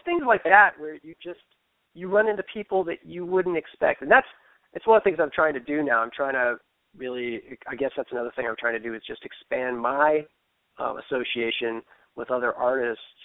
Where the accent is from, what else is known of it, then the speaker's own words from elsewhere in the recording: Fairfax, Virginia, United States; now in Baltimore, United States; I grew up in Fairfax